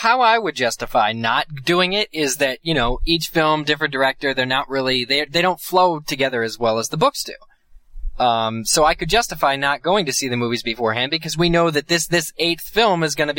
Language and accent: English; Reading, Pennsylvania, United States; the IMAX in my hometown of Reading, Pennsylvania, is doing it, a rewatch.